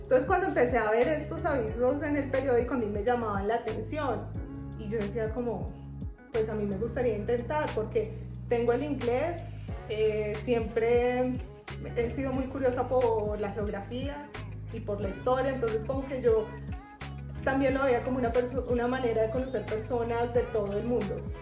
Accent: Bogotá, Colombia; moved away as an adult; now in Medellín, Colombia; yo soy de Bogotá.

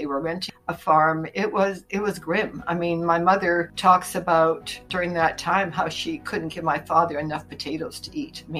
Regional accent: Winnipeg, Manitoba, Canada; now in Campbell River, Canada; I was born in Winnipeg, Manitoba, which is sort of the heart of Canada in the middle of the prairies

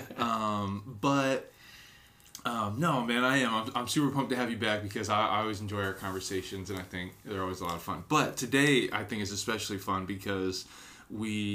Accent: Alaska, United States; I'm from Alaska

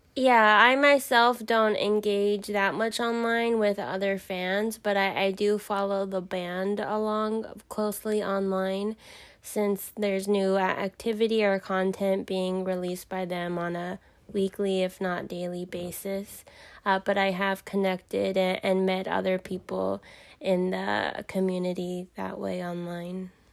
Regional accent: Southern California, United States; I'm from Southern California. I grew up in the valley

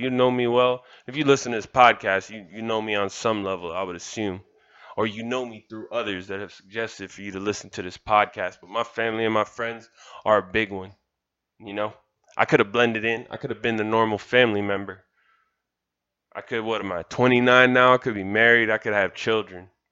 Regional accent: Kendall, Florida, United States; I'm from Kendall. I'm proud to say that. I'm proud of the village that made me

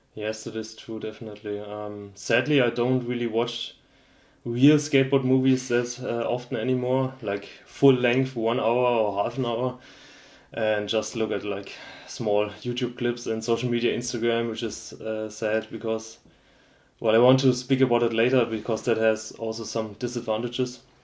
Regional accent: Schweinfurt, Bavaria, Germany; I'm actually from Schweinfurt, which is a industrial city

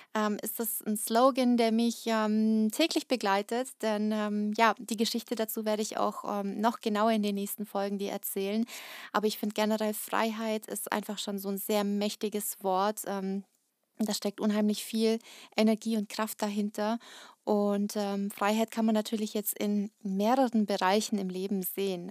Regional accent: Kazakhstan; now in Germany; ich bin nicht in Deutschland geboren, ich ähm, bin in Kasachstan geboren

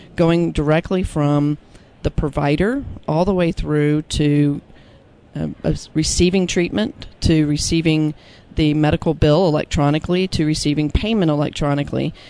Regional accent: Austin, Texas, United States; my hometown of Austin, Texas

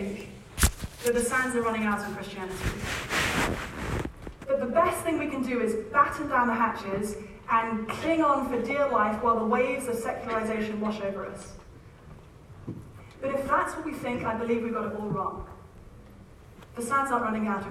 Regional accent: United Kingdom; I'm British

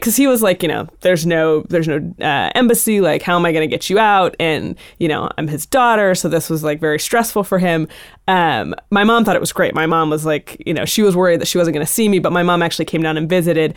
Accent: Montana, United States; moved away as an adult; also born or lived in Boston / Oregon / Mexico / Cuba; growing up in Montana

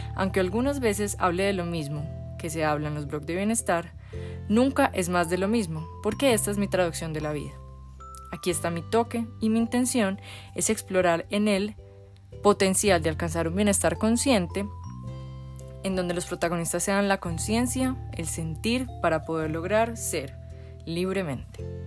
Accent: Medellín, Antioquia, Colombia; Nací en Medellín, Colombia

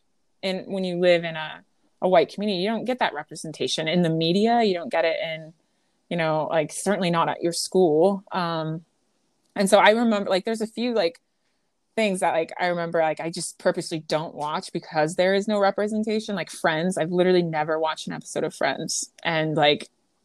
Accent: Creston, Iowa, United States; moved away as an adult; also born or lived in Los Angeles, California / Chicago, Illinois / Bermuda; So Southwest Iowa, Creston, Iowa is the name of my hometown.

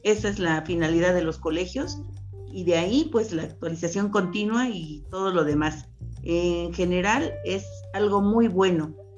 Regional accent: Mexico; como mexicanos

